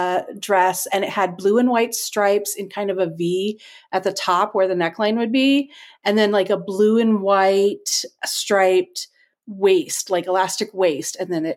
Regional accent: Redondo Beach, California, United States; moved away as an adult; also born or lived in Bay Area, California / Northern Virginia / Riverside, California; I am currently in Riverside, California. I grew up in Redondo Beach, lived in the Bay Area, so I've lived in multiple parts of California

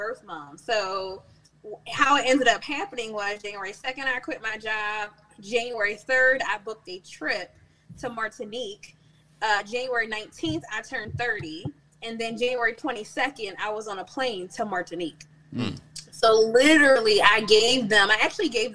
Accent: Philadelphia, Pennsylvania, United States; accent: Philly; I'm born and raised in Germantown. I still live in Germantown

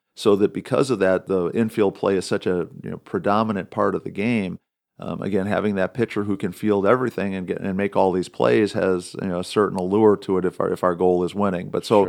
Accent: Wisconsin, United States; when I was growing up in Wisconsin.

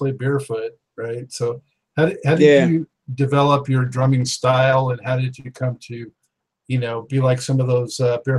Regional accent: Los Angeles, California, United States; moved away as an adult; now in Charlotte, United States; I grew up in Los Angeles, so I know it very, very well. I only moved out to Charlotte area about 10 years ago.

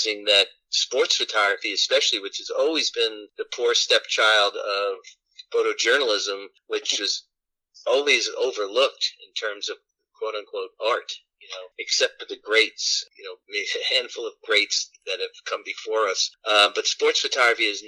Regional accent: New York City, New York, United States; my entire life growing up in Brooklyn

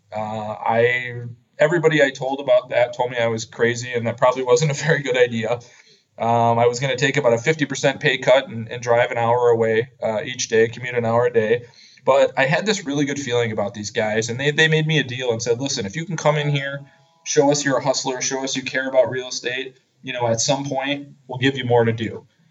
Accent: Madison, Wisconsin, United States; moved away as an adult; also born or lived in San Francisco area, California; I grew up in Madison, Wisconsin

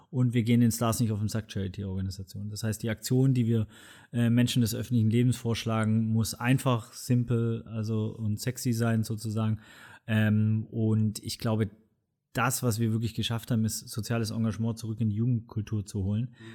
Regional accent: Swabia, Germany; Ich bin Schwabe, Bildungsbürgertum privilegiert

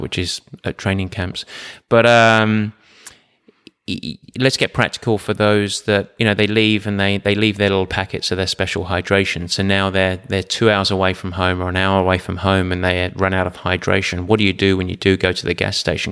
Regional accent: England, United Kingdom; I'm English

